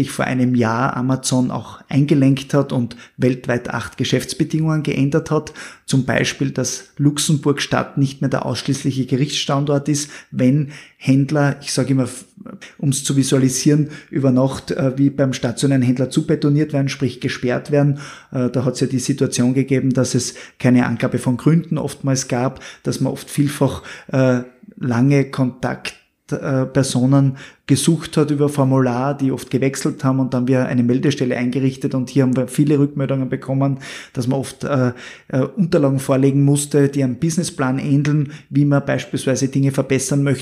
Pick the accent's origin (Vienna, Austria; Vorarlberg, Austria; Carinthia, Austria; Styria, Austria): Styria, Austria; Als Steirer können wir